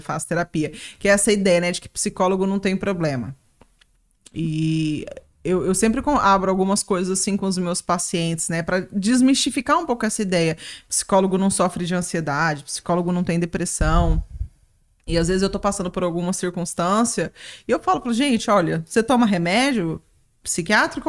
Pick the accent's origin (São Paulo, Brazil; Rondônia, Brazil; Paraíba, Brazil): Rondônia, Brazil; Ariquemes; voltei para Ariquemes, para Rondônia, né, de onde eu sou